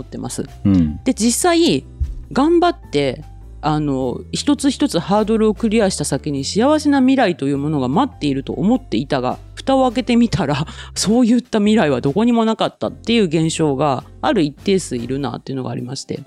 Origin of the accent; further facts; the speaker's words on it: Kyushu, Japan; 私も言っても九州で生まれ育って九州にいます